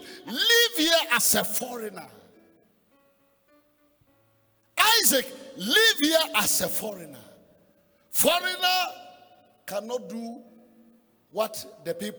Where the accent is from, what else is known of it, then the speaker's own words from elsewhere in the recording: Ghana; as a Ghanaian, I pay $50. Why? I am a citizen